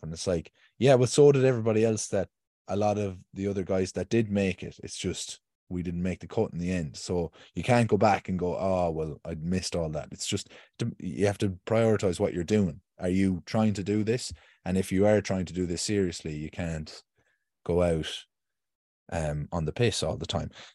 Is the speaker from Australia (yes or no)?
no; Ireland; as another Irish male